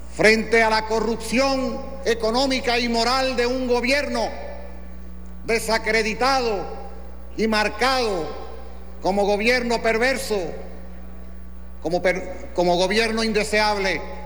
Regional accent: Puerto Rico

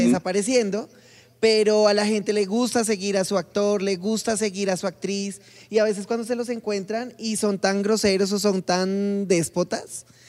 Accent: Colombia

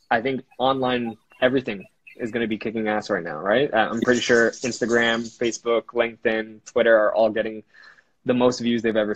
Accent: Philippines; I'm Filipino, so obviously my mom is a nurse.

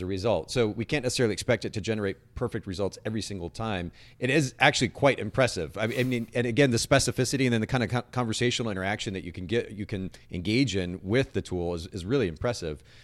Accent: Japan; moved away; I grew up in Japan and, and a pretty conservative family

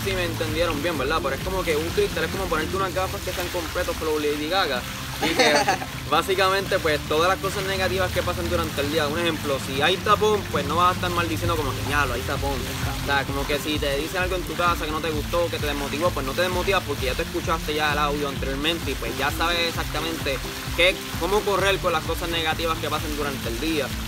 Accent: Caguas, Puerto Rico; soy del pueblo de Cagua.

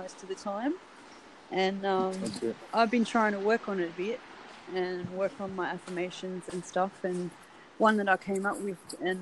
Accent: Sydney, New South Wales, Australia; From Sydney in Australia

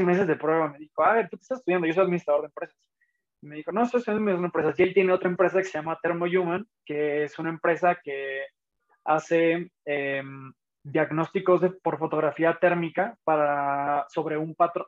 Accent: Tijuana, Baja California, Mexico; moved away; also born or lived in Guanajuato; yo nací en Tijuana

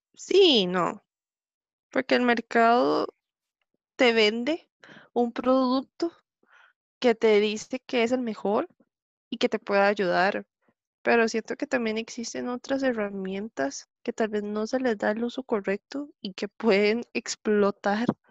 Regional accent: Grecia, Alajuela, Costa Rica; soy de aquí de Grecia, aquí Grecia Representing

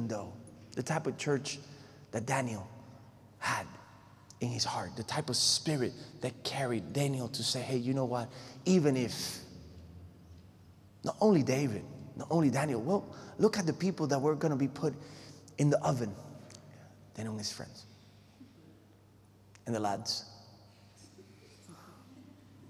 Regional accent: Puerto Rico; moved away; I come from Puerto Rico, so I have to say Hawaii instead of Hawaii

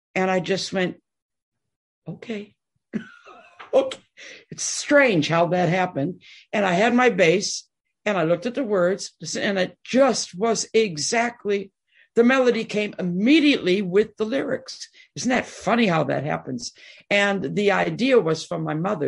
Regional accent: Detroit, Michigan, United States; I'm born and raised in Detroit

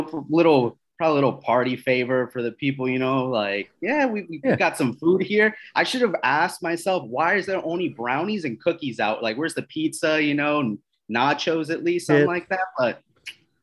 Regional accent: East Coast, United States; moved away as an adult; now in Southern California, United States; I'm originally from the East Coast.

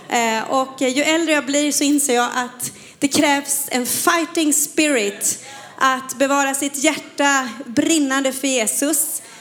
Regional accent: Falköping, Västra Götaland, Sweden; moved away; Jag är från Falköping, Falköping, men det är 25 år sedan jag flyttade från Slätta. Så att eh, jag försöker ibland bara komma in i den här västgötskan.

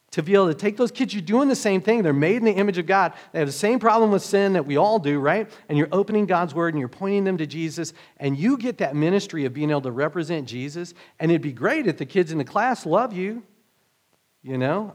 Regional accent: Oklahoma, United States; moved away; me growing up in Oklahoma

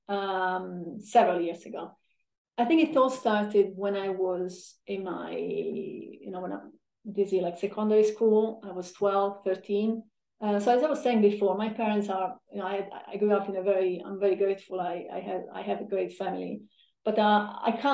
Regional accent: a small town in southern Italy, Italy; moved away as an adult; also born or lived in London; I come from a small town in southern Italy. I grew up in a beautiful family. Spent in Italy most of my time until I was 25.

